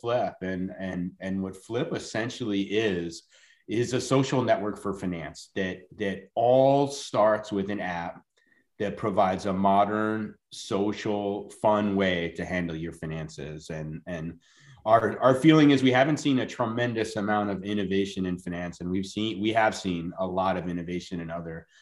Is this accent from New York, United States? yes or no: yes; New York, United States; moved away as an adult; now in Charlotte, United States; I grew up in New York